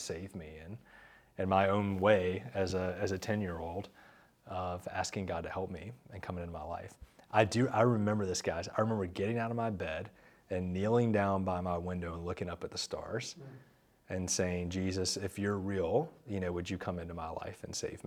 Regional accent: Charlotte, North Carolina, United States; I grew up here in Charlotte

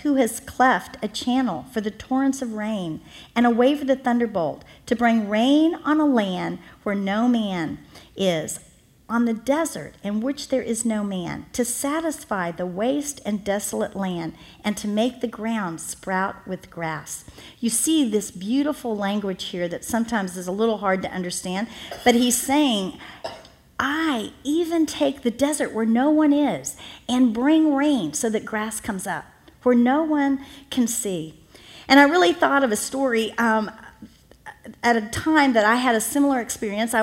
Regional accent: Miami, Florida, United States; I'm from Miami, Florida

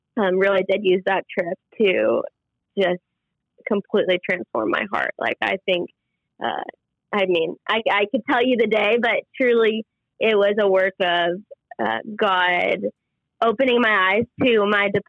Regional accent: Minnetonka, Minnesota, United States; moved away as an adult; also born or lived in Dallas, Texas; now in Waco, United States; I grew up obviously in Minnesota, right in the Minnetonka, Tianhassen area

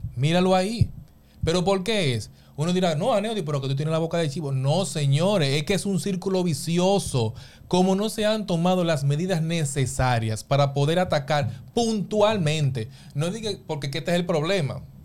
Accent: San Pedro de Macorís, Dominican Republic; Nosotros que somos de San Pedro de Macorís

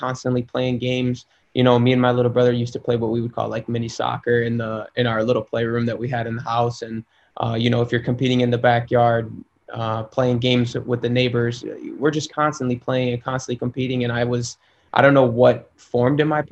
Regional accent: Schaumburg, Illinois, United States; moved away; I grew up in Schaumburg, Illinois, which is a suburb outside of the city

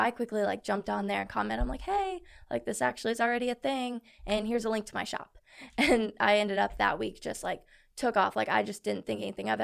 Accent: Columbus, Indiana, United States; I'm from Columbus, Indiana.

